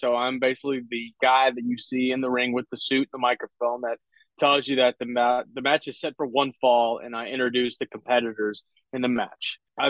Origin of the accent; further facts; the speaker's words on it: Lake Charles, Louisiana, United States; It was here in Lake Charles, Louisiana, my hometown.